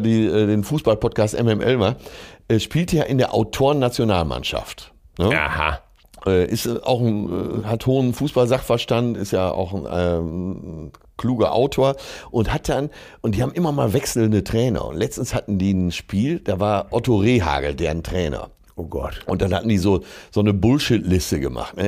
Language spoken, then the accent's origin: German; Essen, North Rhine-Westphalia, Germany; aus meiner Geburtsstadt